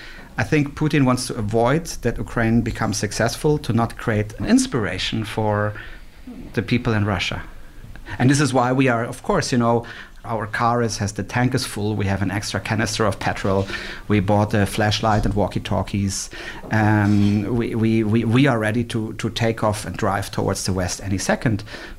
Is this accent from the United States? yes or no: no; Switzerland; also born or lived in Germany; It was so strange for me growing up in Switzerland and Germany.